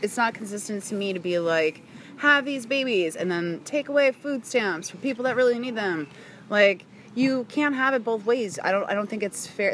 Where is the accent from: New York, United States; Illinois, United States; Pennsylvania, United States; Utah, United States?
Pennsylvania, United States; outside Philadelphia; moved away; also born or lived in Washington, District of Columbia, United States; I was born and raised outside of Philadelphia, Pennsylvania. Okay Allentown ish